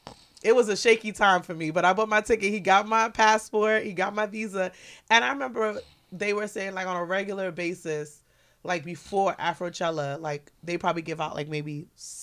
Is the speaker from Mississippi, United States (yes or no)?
no; New York, United States; Like, for me, if I say I'm from New York, like, it's a real thing.